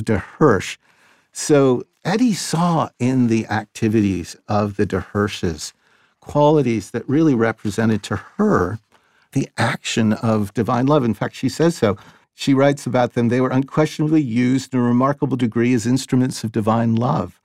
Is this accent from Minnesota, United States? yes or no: no; Boston, Massachusetts, United States; I'm a Bostonian. I wasn't born here, but I grew up here